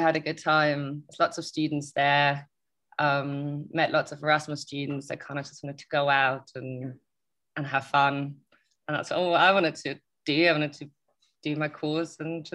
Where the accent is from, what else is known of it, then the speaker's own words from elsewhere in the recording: Germany; moved away; Parents are kind of just generally normal German standard upbringing